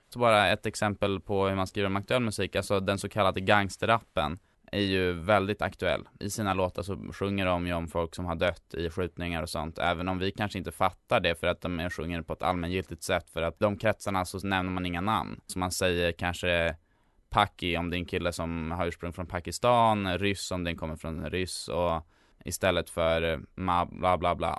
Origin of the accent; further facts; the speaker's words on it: Stockholm, Stockholm County, Sweden; för han skildrar en del av stan som jag är uppvuxen i. Jag bodde när jag var liten på Hjorthagen